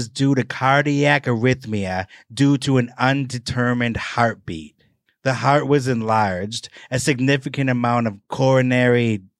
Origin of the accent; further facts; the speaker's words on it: Wisconsin, United States; I'm from Wisconsin.